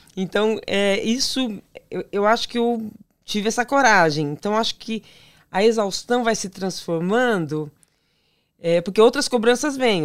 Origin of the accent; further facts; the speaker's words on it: São Paulo, Brazil; sou de São Paulo, capital